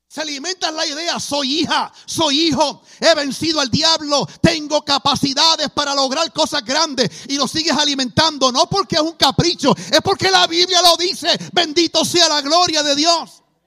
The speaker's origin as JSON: {"language": "Spanish", "country": "Puerto Rico", "tie": "born or raised there", "said": "Nací en Puerto Rico."}